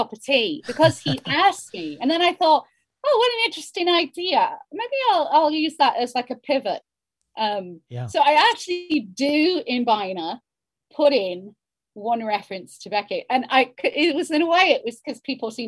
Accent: Ireland; accent: Hiberno-English; first language Hiberno-English; my mother tongue is the Brno English.

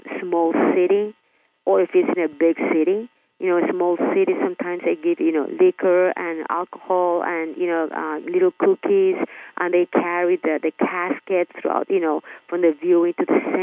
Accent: Nicaragua; now in Miami, United States; I'm Hispanic. I'm from Nicaragua, actually, living in Miami.

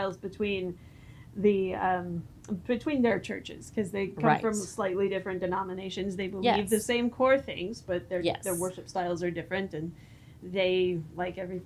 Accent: Kansas, United States; growing up in Kansas

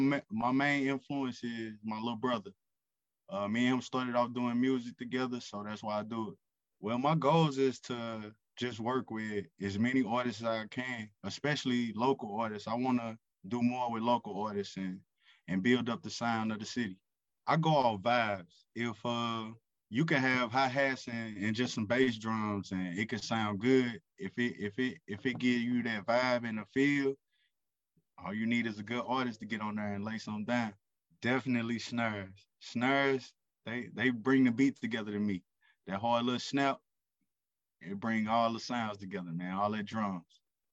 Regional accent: St. Louis, Missouri, United States; I'm from St. Louis, Missouri, and I've been producing for every bit of 15 years.

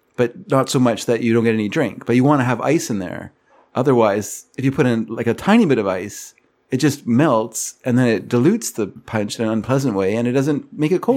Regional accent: Canada; I'm Canadian

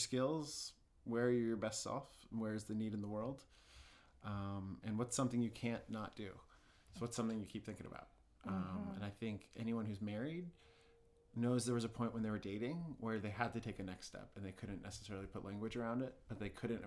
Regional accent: Washington, District of Columbia, United States; moved away as an adult; also born or lived in Midwest; I grew up in Washington, D.C., and I'm the 3rd of 4 boys in my family

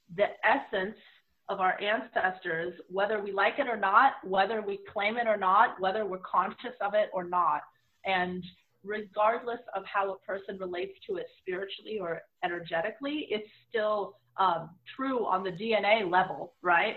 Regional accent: Bay Area, California, United States; I grew up in the Bay Area, which is a very diverse place

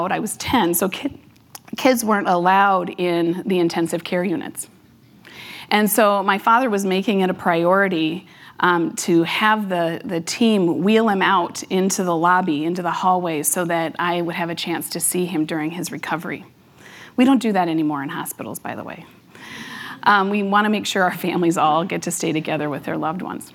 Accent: Las Vegas, Nevada, United States; now in Minnesota, United States; I was born and raised in Las Vegas, Nevada

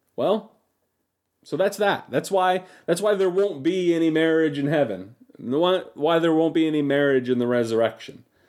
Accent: United States; as American Christians

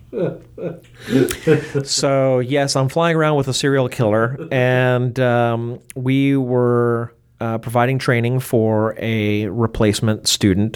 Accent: Baltimore, Maryland, United States; I was born in Baltimore in nineteen sixty-nine

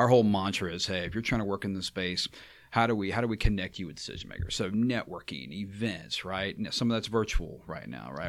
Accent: Baton Rouge, Louisiana, United States; I'm from Baton Rouge

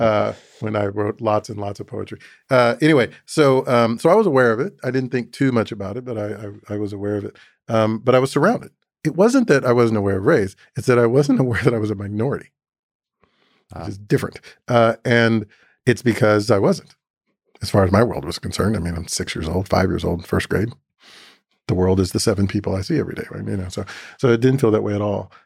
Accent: Atlanta, Georgia, United States; moved away as an adult; also born or lived in Chattanooga, Tennessee / Boston; my earliest memories arriving in Atlanta in a moving truck at the age of three and a half

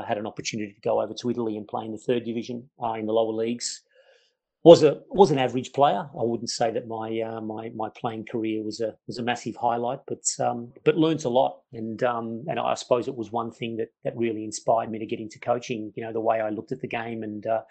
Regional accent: Melbourne, Victoria, Australia; I grew up in Melbourne, Australia, and from a migrant family, where obviously an Italian background family

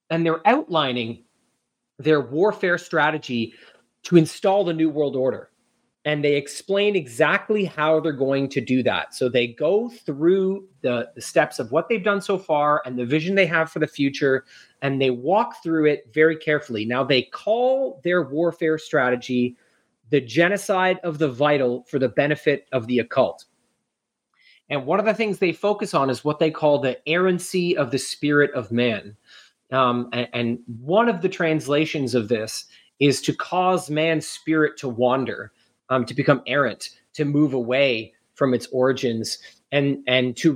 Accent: New York City, New York, United States; I grew up

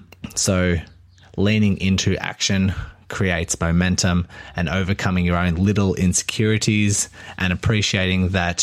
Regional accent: Melbourne, Victoria, Australia; I'm from Melbourne, Australia.

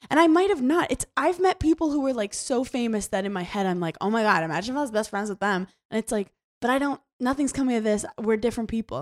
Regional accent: New York, United States; I'm from New York

